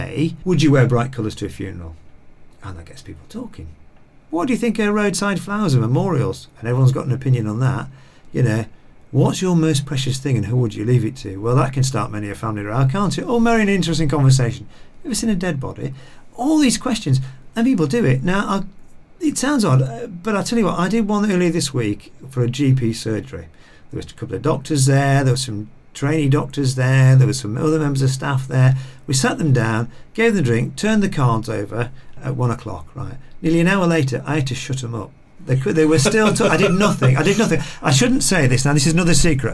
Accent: Lancaster, North West England, United Kingdom; I remember growing up in Lancaster

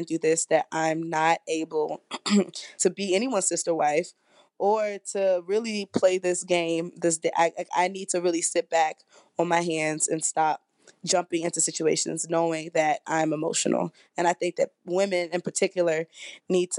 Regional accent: Washington, District of Columbia, United States; I'm from Washington, D.C.

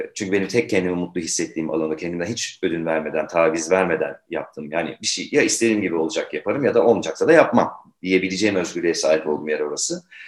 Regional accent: Turkey; bir Türk olarak.

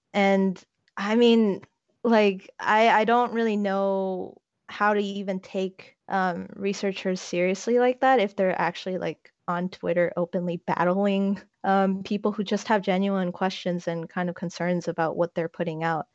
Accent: South Korea; now in United States; I am Korean American, but I don't really claim the American part because my entire family is still back in the homeland while I'm here and waiting to finish up my studies

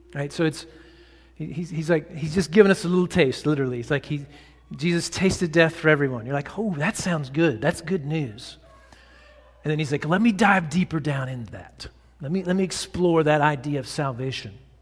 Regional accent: Texas, United States; I grew up in Texas

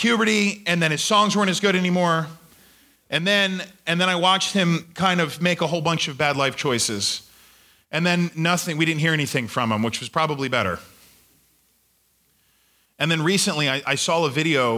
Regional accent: Australia; now in United States; When I was growing up in Australia, I took this, my teacher taught me what to do if I was ever approached by the Queen of England

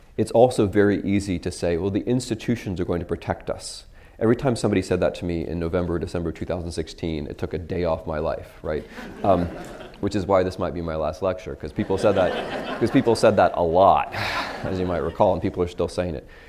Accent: United States

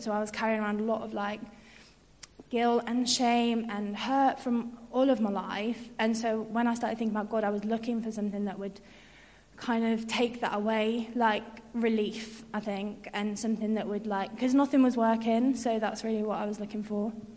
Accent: York, Yorkshire and the Humber, United Kingdom; moved away as an adult; now in Birmingham, United Kingdom; I'm from York and came to UOB to study sociology and then stayed

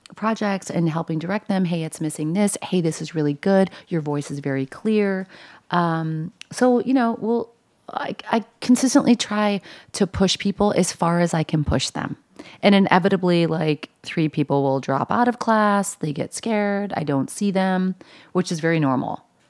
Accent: Buffalo, New York, United States; also born or lived in Los Angeles; now in New York, United States; I'm from Buffalo

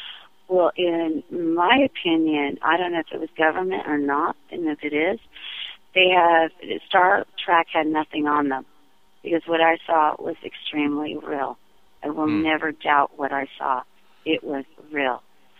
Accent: California, United States; I was born in 68. So we were up and down California. My mother was Native American and a flower child.

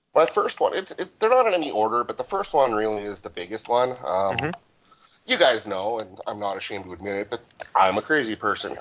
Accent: Alberta, Canada; I grew up in Alberta

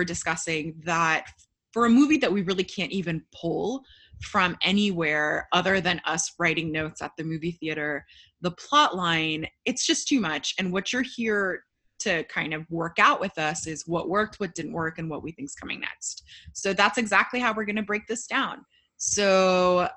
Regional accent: United States; as an American Potterhead

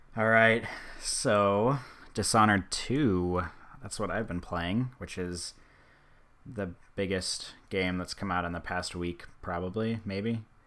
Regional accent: Omaha, Nebraska, United States; I'm from Omaha

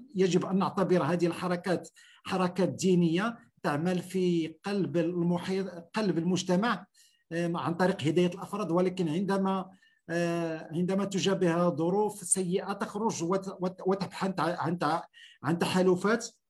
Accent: Morocco; عندنا في المغرب

